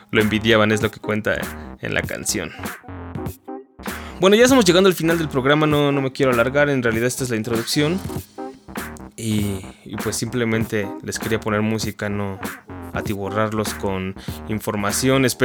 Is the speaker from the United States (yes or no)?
yes; Michigan, United States; born there; yo lo escuchaba desde morro, yo nací en Michigan, entonces pues en la radio todo el día sonaba